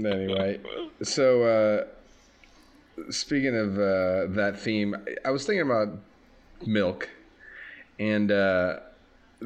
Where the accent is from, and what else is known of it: Minnesota, United States; born or raised there; moved away; also born or lived in Wisconsin